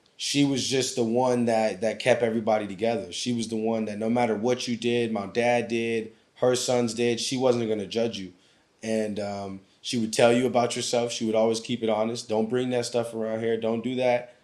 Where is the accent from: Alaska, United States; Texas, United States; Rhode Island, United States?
Alaska, United States; Anchorage; moved away as an adult; growing up in Alaska